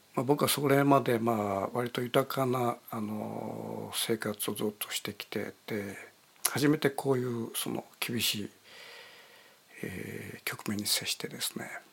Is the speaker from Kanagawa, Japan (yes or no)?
no; Kitakyushu, Fukuoka, Japan; now in Tokyo, Japan; 僕の生まれ故郷の門司港っていうのは、映画館のたくさんあるとこで